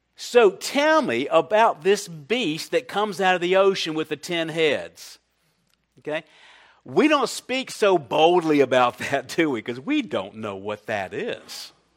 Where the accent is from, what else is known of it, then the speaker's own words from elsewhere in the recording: Columbia, South Carolina, United States; I'm from Columbia, South Carolina